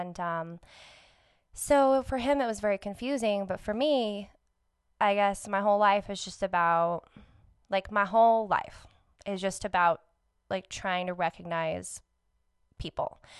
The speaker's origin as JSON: {"language": "English", "town": "Albuquerque", "region": "New Mexico", "country": "United States", "tie": "born or raised there", "also_born_or_lived": "Farmington", "said": "Born and raised in Albuquerque"}